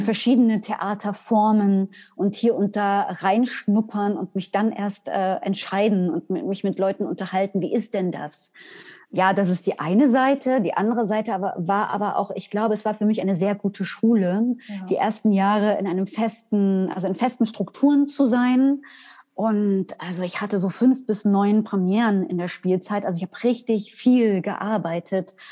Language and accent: German; Weimar, Thuringia, Germany; Ich komme aus Weimar